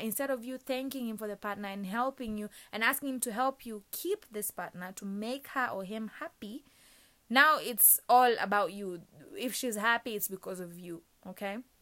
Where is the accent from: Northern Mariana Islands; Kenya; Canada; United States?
Kenya; moved away; my home country, Kenya